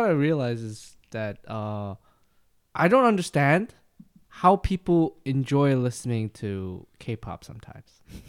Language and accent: English; Uzbekistan; I grew up in Uzbekistan.